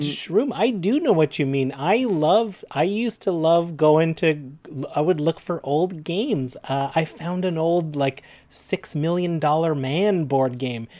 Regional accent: Canada; We're proud Canadian podcasters

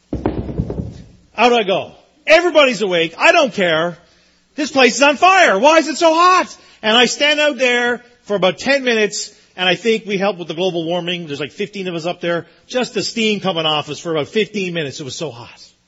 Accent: Newfoundland and Labrador, Canada; I grew up in Newfoundland.

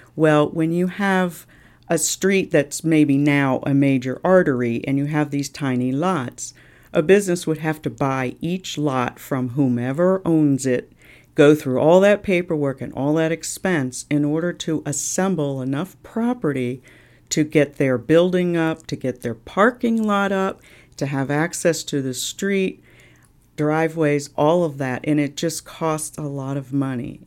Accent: Washington, District of Columbia, United States; moved away as an adult; now in Cape Coral, United States; I grew up in Washington, D C

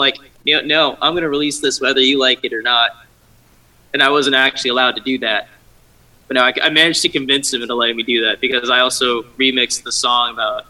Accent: Waldorf, Maryland, United States; I'm from Waldorf, Maryland, which is like 30 minutes south of D.C.

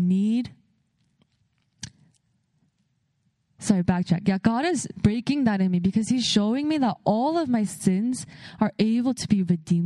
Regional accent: California, United States; I grew up in California

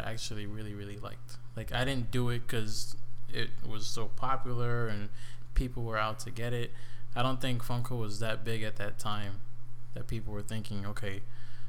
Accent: New York, United States; I'm from New York

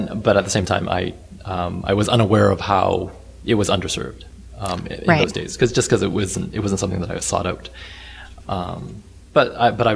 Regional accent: Vancouver, British Columbia, Canada; growing up in Vancouver, where there are a lot of visible minorities in the mix

